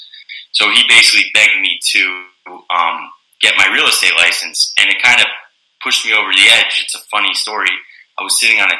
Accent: Wood-Ridge, New Jersey, United States; I'm born and raised in North Jersey, Bergen County

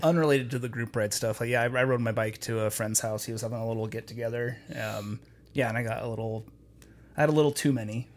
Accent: Logan, Utah, United States; Logan, my hometown

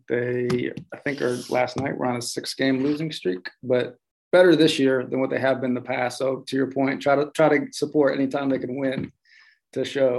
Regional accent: Ohio, United States; I grew up in Ohio

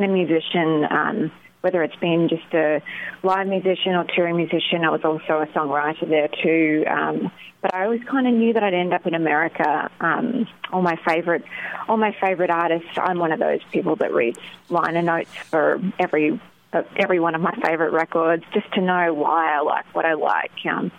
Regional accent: Australia; now in United States; It's like, where are you from? I'm just Australian. But I suppose it stands out a lot in the South. I did live in Los Angeles for a few years prior

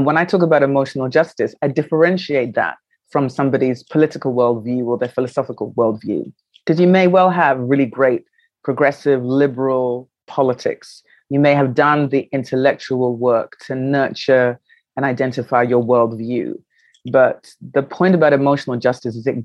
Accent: London, United Kingdom; moved away as an adult; also born or lived in New York, United States; now in Accra, Ghana; I was born in London, which is my home of my birth. I went to school there.

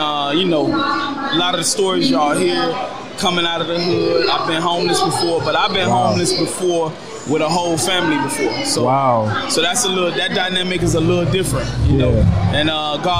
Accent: Dade and Broward, Florida, United States; now in Atlanta, United States; I'm originally from Dade and Broward. I'm out here in the ATL.

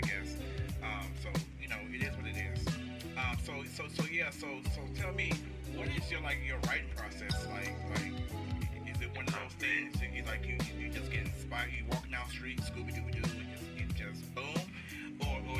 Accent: Chicago, Illinois, United States; I grew up in Chicago.

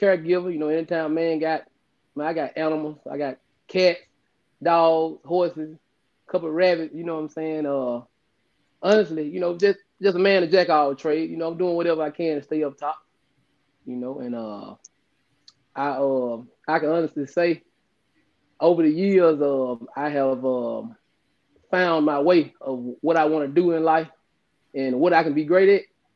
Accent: Tate County, Mississippi, United States; growing up in Tate County

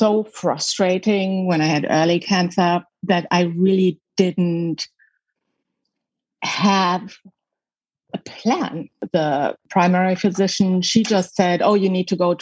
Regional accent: Germany; moved away as an adult; also born or lived in Michigan, United States; now in United States; I was born in Germany, West Germany at the time, right behind the wall.

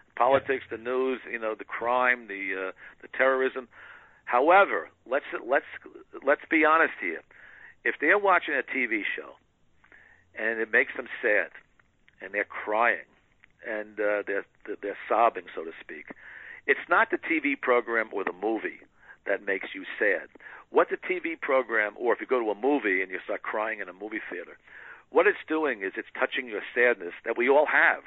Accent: New York, United States; moved away; I grew up in New York

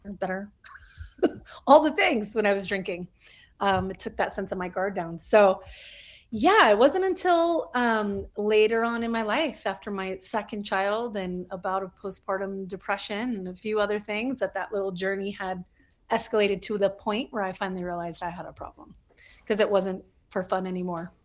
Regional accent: Albuquerque, New Mexico, United States; moved away as an adult; also born or lived in El Paso, Texas / Hollywood, California; I was born in El Paso, Texas, um, but I, for the better part, of growing up, grew up in Albuquerque, New Mexico.

